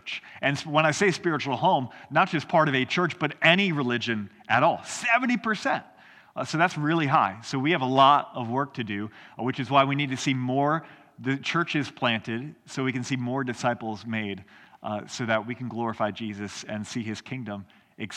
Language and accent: English; Indiana, United States; moved away as an adult; also born or lived in South Carolina; now in Spartanburg, United States; I'm from Indiana originally, and our family moved down here just a few months ago